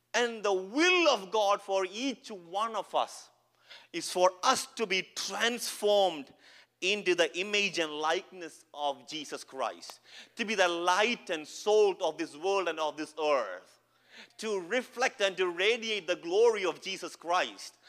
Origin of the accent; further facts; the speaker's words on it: Kerala, India; English is a second language; now in Edmonton, Canada; I'm not from Canada, as you can see, from India, from Kerala. I don't know English as well as you know